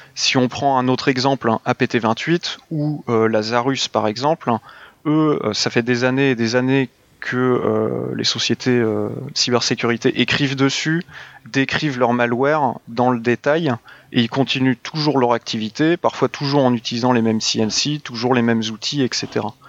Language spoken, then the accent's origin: French; France; on est des Français